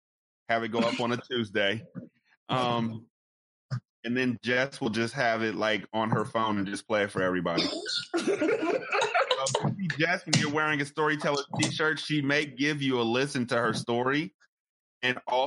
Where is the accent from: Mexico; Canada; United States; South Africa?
United States; Sacramento, California; I was born and bred in Sacramento